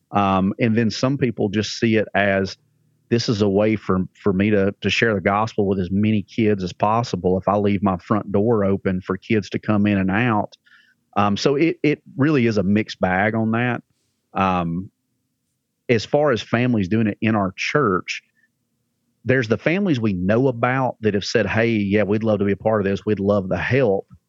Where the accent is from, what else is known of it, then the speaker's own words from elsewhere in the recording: Alabama, United States; accent: redneck; now in Lebanon, Tennessee, United States; I'm from Alabama originally.